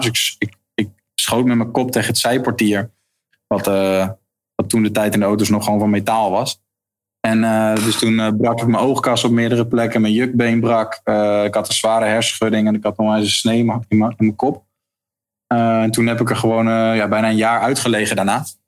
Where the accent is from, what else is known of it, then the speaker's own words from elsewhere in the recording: Leiden, South Holland, Netherlands; moved away as an adult; now in Heerenveen, Netherlands; ik kom uit Leiden inderdaad, geboren in Leiden. Daar heb ik ook eh, leren schaatsen toen ik een jaartje of drie was